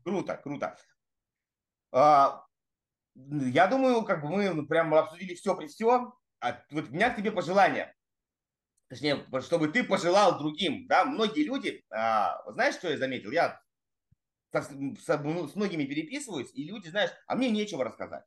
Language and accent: Russian; Russian Far East, Russia; also born or lived in Saratov / Magdagachi, Amur Oblast / Ussuriysk, Primorsky Krai / Vladivostok; я родился в Саратове, это просто вообще сразу, э, знаете, для всех разрыв шаблона. А потом меня в три месяца увезли сначала в Амурскую область, поселок Магдагачи, потом в, в Уссурийск